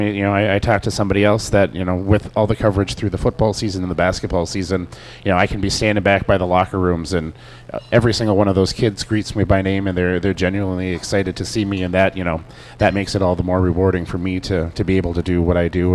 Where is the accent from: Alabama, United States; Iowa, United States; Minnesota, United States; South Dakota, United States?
Minnesota, United States; Delano; now in Annandale, United States; as a, a transplant myself, I grew up in Delano and ended up moving up here